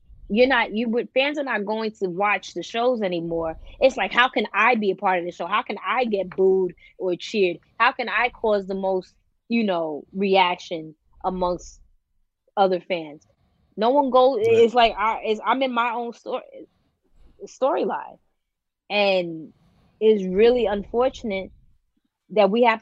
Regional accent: New York, United States; I'm a New Yorker through and through

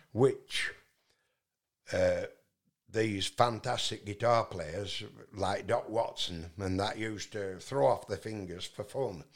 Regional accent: Yorkshire and the Humber, United Kingdom; accent: Yorkshire; I'm from Yorkshire in England

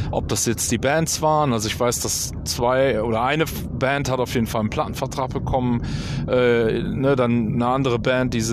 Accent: North Rhine-Westphalia, Germany; haben dann aber äh, in äh, zurück in meine Heimat. Hier im Oberbergischen haben wir dann äh, Familienplanung äh, äh gemacht

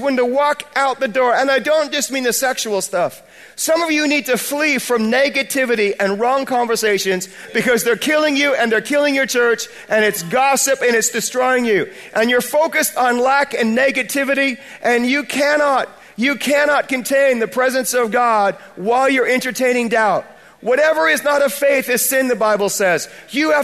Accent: United States; accent: American; moved away as an adult; now in Bradford, United Kingdom; I'm an American by birth, but I'm British by choice

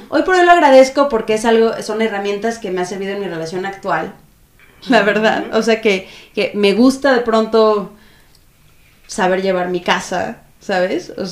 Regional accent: Guadalajara, Jalisco, Mexico; De Guadalajara.

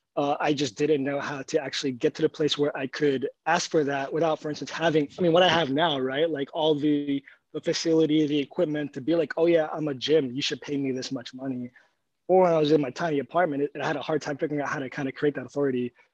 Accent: New York, United States; moved away as an adult; also born or lived in Egypt; I grew up mostly in New York

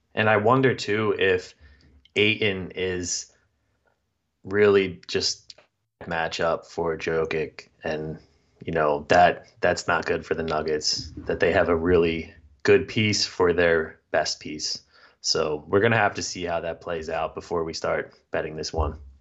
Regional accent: Philadelphia, Pennsylvania, United States; from just growing up in the Philadelphia area

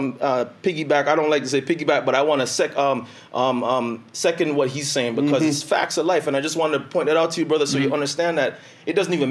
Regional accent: Toronto, Ontario, Canada; I'm from Toronto. Toronto's justice system is completely different.

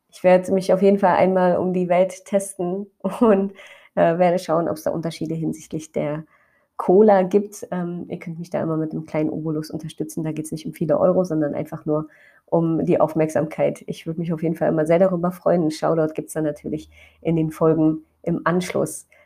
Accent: Brandenburg, Germany; Ich weiß, in Brandenburg sind gerade Ferien, da wo ich herkomme.

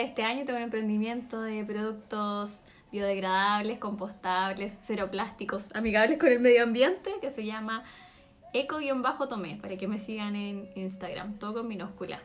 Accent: Tomé, Biobío, Chile; also born or lived in Concepción; yo soy de Tomé

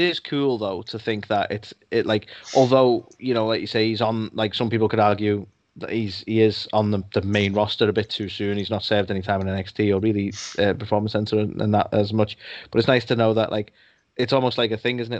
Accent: United Kingdom; I'm British

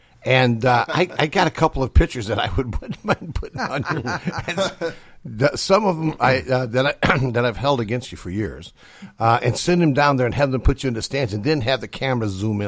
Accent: Harvard, United States; me and Jim, born and raised in Harvard.

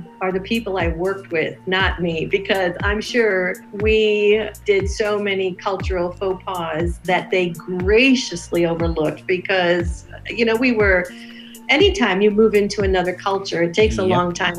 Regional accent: United States; moved away; and I'm so American in so many ways

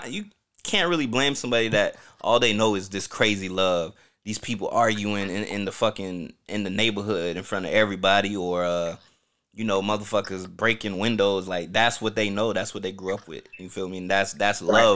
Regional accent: Orlando, Florida, United States; also born or lived in Newark, New Jersey; I grew up in Pine Hills, you know, Orlando, Florida.

